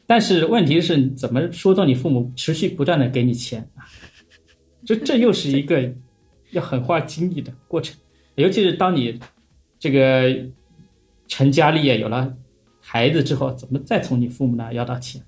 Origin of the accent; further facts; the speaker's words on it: Jiangnan, China; 因为我自己也是江南人嘛，我这也是江浙人